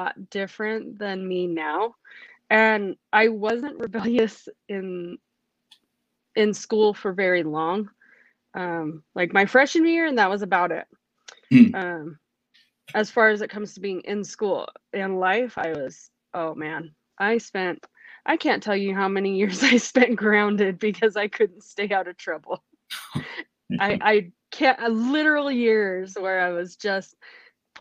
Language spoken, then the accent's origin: English; Logan, Utah, United States; moved away as an adult; also born or lived in Las Vegas; now in California, United States; I moved to Logan, and where I went through high school and middle school, and I did my teenage years